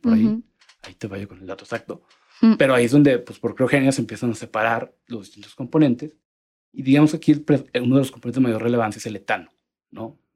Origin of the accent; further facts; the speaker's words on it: Monterrey, Nuevo León, Mexico; moved away as an adult; now in Mexico City, Mexico; soy de Monterrey, aunque ya llevo tres años y medio viviendo acá en Ciudad de México